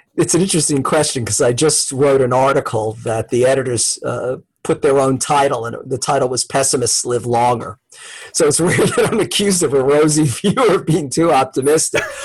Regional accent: United States; as an American

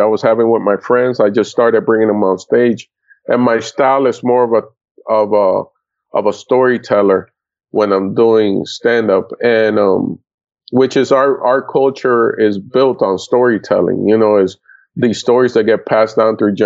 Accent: Florida, United States; also born or lived in Puerto Rico / Dominican Republic / New York; we moved down to Florida, and I grew up in Florida. So I'm a Florida boy

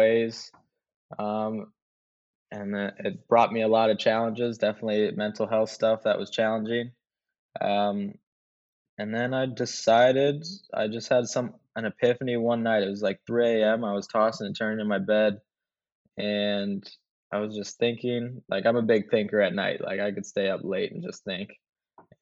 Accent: Anchorage, Alaska, United States; now in Houston, United States; I was born in Anchorage, Alaska. I'm an Alaskan boy

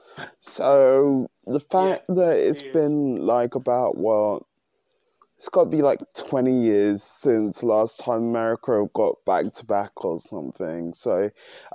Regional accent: United Kingdom; which I am British

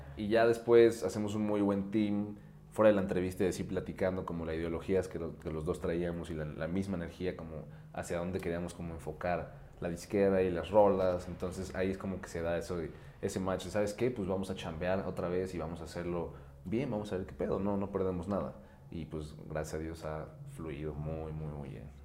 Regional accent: Mexico City, Mexico; soy un DJ productor de aquí en la Ciudad de México

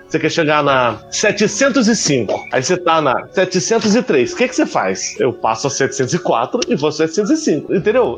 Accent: Brasília, Federal District, Brazil; now in São Paulo, Brazil; eu fui criado em Brasília

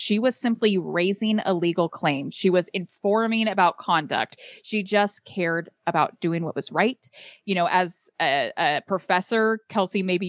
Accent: California, United States; my home state of California

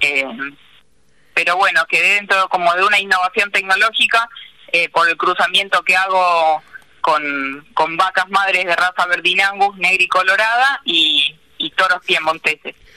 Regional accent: Paso del Rey, Buenos Aires Province, Argentina; born or raised there; also born or lived in Marcos Paz

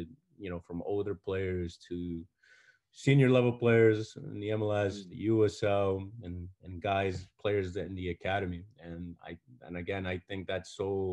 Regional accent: Paterson, New Jersey, United States; I grew up in Paterson, New Jersey.

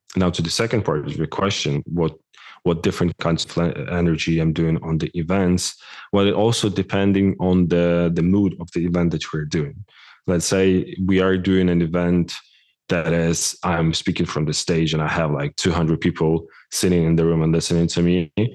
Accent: Ukraine; moved away; I'm originally from Ukraine

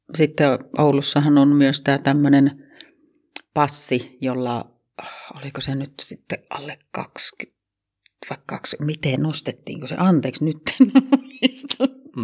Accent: Kempele, North Ostrobothnia, Finland; accent: Oulu dialect; moved away as an adult; also born or lived in Kemi / Vaasa / Helsinki / Kotka; now in Oulu, Finland; Mä oon Kemissä syntynyt ja- Mutta neljävuotiaana jo on muutettu sieltä pois ja sitten käytiin Vaasassa ja sieltä muutettiin Kempeleeseen ja siellä mä aloitin sitten koulun. Ja Kempeleestä muutin kaksikymmentävuotiaana Helsinkiin

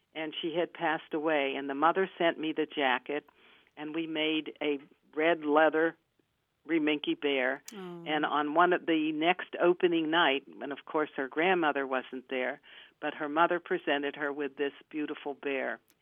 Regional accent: Pittsburgh, Pennsylvania, United States; moved away as an adult; also born or lived in Johnstown, Pennsylvania; I'm from Pittsburgh

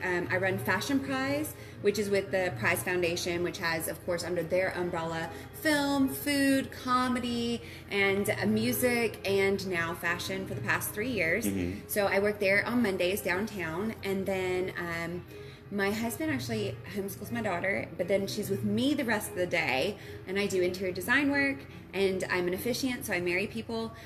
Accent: Dallas, Texas, United States; moved away as an adult; also born or lived in Ruston, Louisiana; now in Shreveport, United States; I am originally from the Dallas area. That's where I grew up

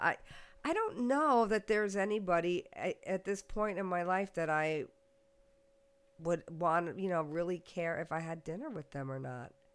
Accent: United States; I was from the United States

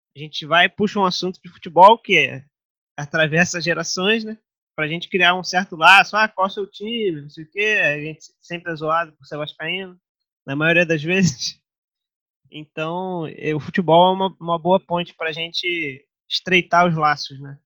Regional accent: São Gonçalo, Rio de Janeiro, Brazil; a gente cresceu em São Gonçalo

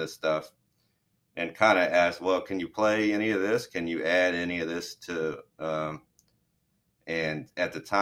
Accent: Florida, United States; I am from Florida and grew up on boats and fishing and stuff

